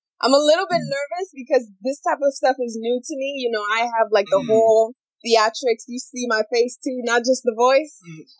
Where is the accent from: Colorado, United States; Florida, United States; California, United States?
Florida, United States; I'm from Florida. I live in Jacksonville.